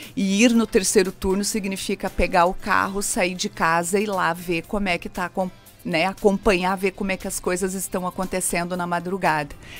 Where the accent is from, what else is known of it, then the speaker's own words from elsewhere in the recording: Rio Grande do Sul, Brazil; moved away; eu sou gaúcha, é, sou filha de agricultores